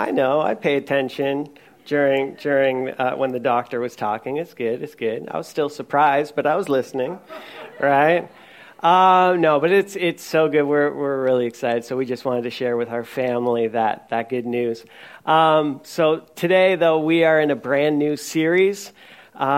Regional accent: Newfoundland and Labrador, Canada; I'm from Newfoundland, so we do jigs

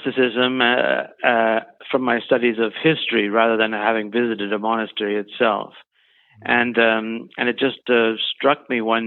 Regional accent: Canada; also born or lived in Germany; now in British Columbia, Canada; I was born in Germany, but we moved to Canada when I was young

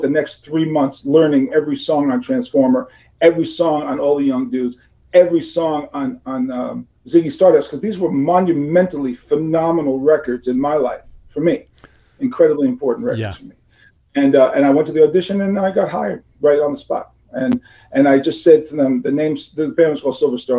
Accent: New York City, New York, United States; I'm from New York City, so I don't like usually go use guys, the tree use guys. That's not normally how I speak

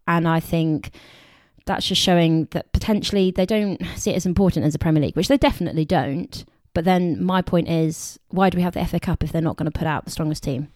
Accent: Somerset, South West England, United Kingdom; we're from Somerset.

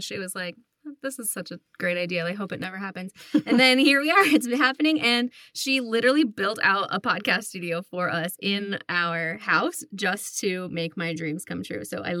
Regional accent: upstate New York, United States; now in Colorado, United States; I'm from upstate New York originally, and I now live in Colorado with Lacey.

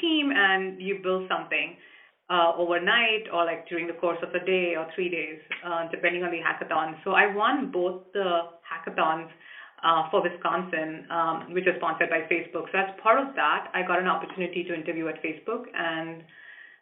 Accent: India; moved away; I grew up in India

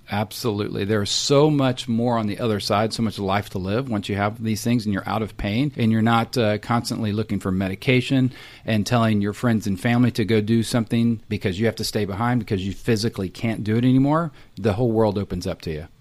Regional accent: Texas, United States; also born or lived in Tennessee / Salt Lake City, Utah / Austin, Texas; I'm a Texan, so grew up in Texas

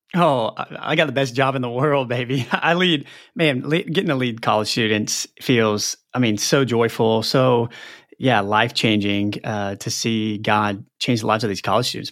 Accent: Texas, United States; moved away as an adult; also born or lived in Ames, Iowa / East Lansing, Michigan; we're from Texas, moved here

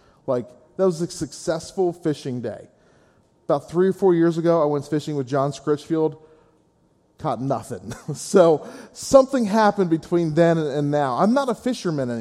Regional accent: Gettysburg, Pennsylvania, United States; I'm originally from the Gettysburg area

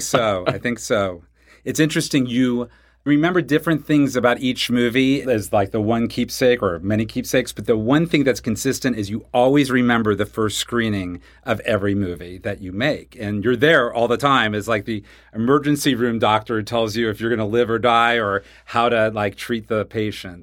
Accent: Wichita, Kansas, United States; I grew up in Wichita, Kansas

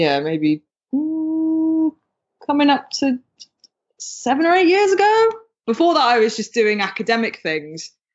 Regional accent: United Kingdom; you can probably hear from my accent, I'm from the UK

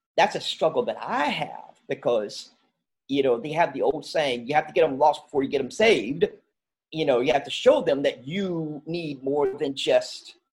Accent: near Winston-Salem, North Carolina, United States; also born or lived in Swan Creek, North Carolina; Grow up close to Winston-Salem, North Carolina. Since I was 12 years old, as a Pofftown, North Carolina, which is right around Louisville, Clemens, right. And so I grew up right around there

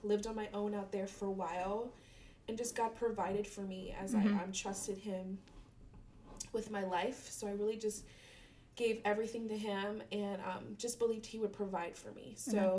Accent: Maryland, United States; also born or lived in Germany / Ashland, Virginia; now in Springfield, Virginia, United States; I'm from, I was raised in Maryland.

